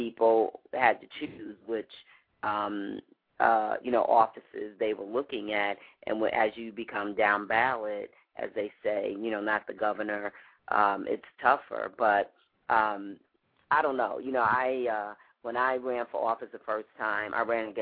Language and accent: English; New York City, New York, United States; now in Chicago, United States; I'm from New York, and we had a grocery store, a mom-and-pop grocery store